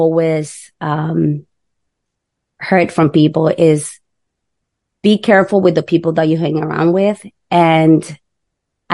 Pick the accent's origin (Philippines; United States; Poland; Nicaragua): Nicaragua; moved away; We're from Nicaragua.